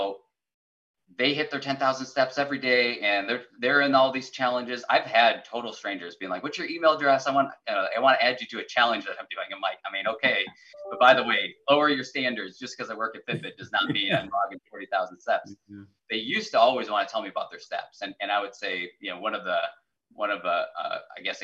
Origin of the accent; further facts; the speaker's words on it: South Dakota, United States; moved away; I grew up in South Dakota, which is all rural, but yeah. My hometown was 450 people